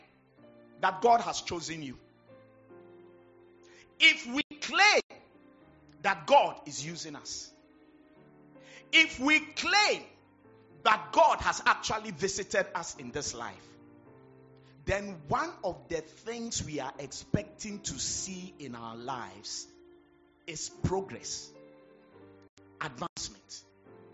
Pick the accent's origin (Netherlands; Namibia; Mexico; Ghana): Ghana; Accra, Greater Accra; when we were growing up, I was born in Labadi